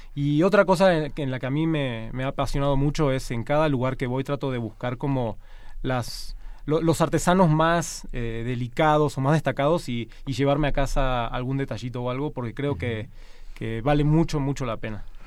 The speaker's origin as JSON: {"language": "Spanish", "country": "Argentina", "moved": "yes", "lives_now": "Mexico", "said": "yo de hecho soy de origen argentino, ¿no? Vengo de una cultura latina también"}